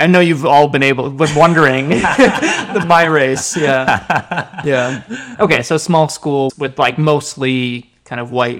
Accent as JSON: {"language": "English", "country": "Japan", "tie": "born there", "said": "And that was because I was born in Japan, and there was this sense of..."}